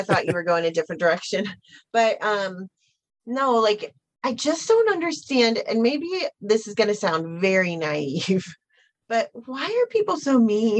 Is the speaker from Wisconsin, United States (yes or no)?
no; Ohio, United States; I am a teacher from Ohio, you know, like, I grew up singing in the choir.